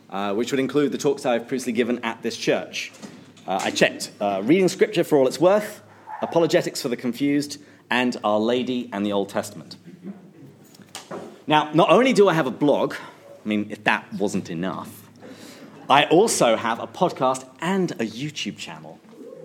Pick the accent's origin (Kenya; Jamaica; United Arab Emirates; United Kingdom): United Kingdom; England; now in San Diego, United States; I live in San Diego, but I'm originally from England, which is how I have this lovely accent